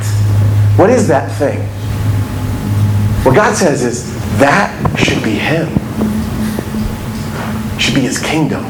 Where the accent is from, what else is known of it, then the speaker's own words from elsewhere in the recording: Indiana, United States; moved away; also born or lived in Kentucky; I'm from Indiana. And at this point in my life, I was living in Kentucky.